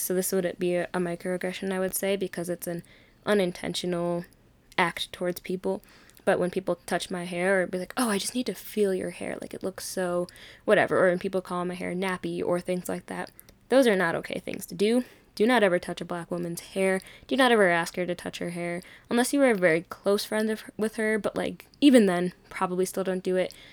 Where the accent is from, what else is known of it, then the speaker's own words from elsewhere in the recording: Minnesota, United States; also born or lived in Arkansas; I was born in Arkansas, but I've literally grown up in Minnesota